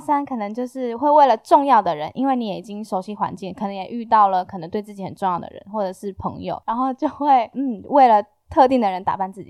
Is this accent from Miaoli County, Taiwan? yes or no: no; Taitung County, Taiwan; 我是原住民，然后我来自台东，我是排湾族